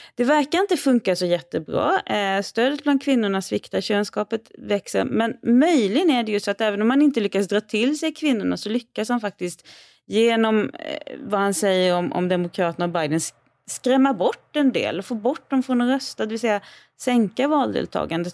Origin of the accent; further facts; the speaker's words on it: Sweden; hemma i Sverige